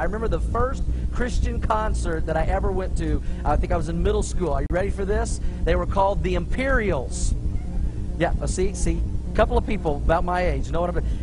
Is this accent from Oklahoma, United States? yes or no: yes; Tulsa, Oklahoma, United States; I grew up in Tulsa, Oklahoma